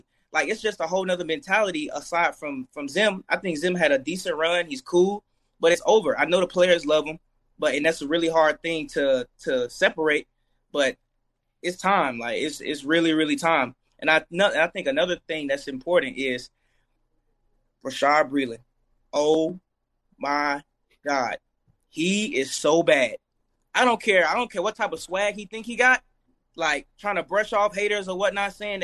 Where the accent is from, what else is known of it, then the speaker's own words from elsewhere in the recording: Montgomery, Alabama, United States; I'm from Montgomery, Alabama